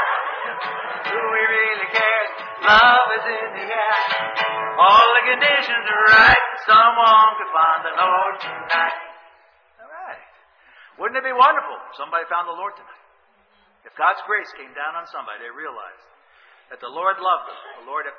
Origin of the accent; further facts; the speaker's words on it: New York City, New York, United States; moved away; I came from Brooklyn